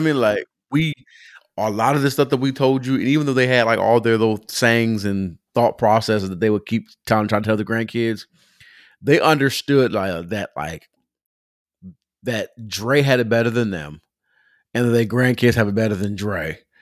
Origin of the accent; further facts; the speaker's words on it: Pomona, California, United States; now in Atlanta, United States; I'm Pomona growing up